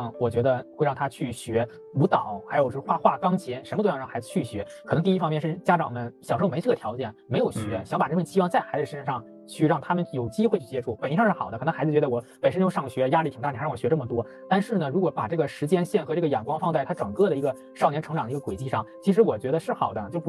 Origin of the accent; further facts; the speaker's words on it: Qinhuangdao, Hebei, China; 就包括我和明老师，我们都来自于秦皇岛，就是相对于北京来说是一个小地方了。